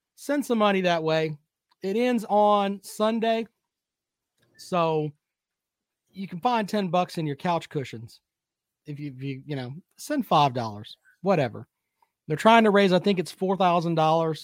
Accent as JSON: {"language": "English", "region": "South Carolina", "country": "United States", "tie": "born or raised there", "said": "growing up in South Carolina and being around South Carolina"}